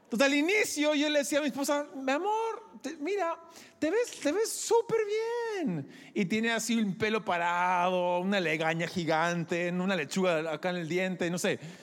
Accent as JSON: {"language": "Spanish", "country": "Peru", "tie": "born or raised there", "said": "quizás soy gringo por fuera, pero por dentro soy más peruano que Atahualpa. ¿Ya? Yo crecí aquí, soy producto peruano"}